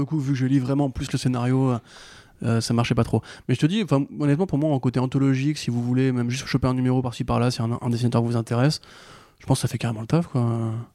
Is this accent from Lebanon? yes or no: no; France; en tant que Français